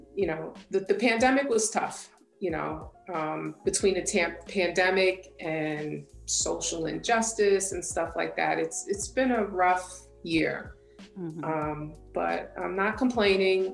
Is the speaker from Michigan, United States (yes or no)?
no; South Shore of Long Island, New York, United States; I am from the South Shore of Long Island, New York. Is pretty much where I lived all my life. This is where I grew up